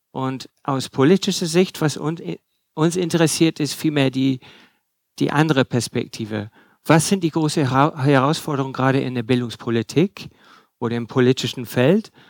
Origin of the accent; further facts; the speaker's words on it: England, United Kingdom; German is a second language; ich bin auch Engländer, was er äh, nicht gesagt hat. Also wenn Sie nicht alles verstehen, es äh, liegt nicht nur an der Materie, sondern vielleicht an meiner Aussprache.